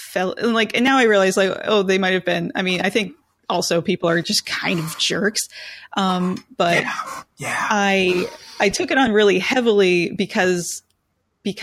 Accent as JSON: {"language": "English", "town": "Richlands", "country": "United States", "tie": "born or raised there", "also_born_or_lived": "Pennsylvania", "said": "we moved away from Richlands and we lived in PA for a few years"}